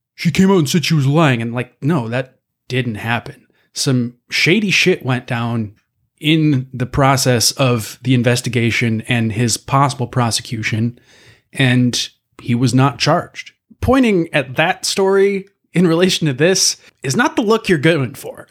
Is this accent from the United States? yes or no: yes; Midwest, United States; being a Midwesterner